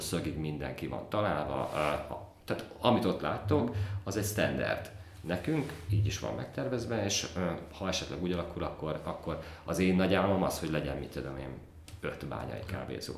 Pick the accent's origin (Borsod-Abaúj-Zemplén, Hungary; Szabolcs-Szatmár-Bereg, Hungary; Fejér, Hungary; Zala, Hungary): Borsod-Abaúj-Zemplén, Hungary; Tokaj-Hegyalja; én Tokajhegy származású vagyok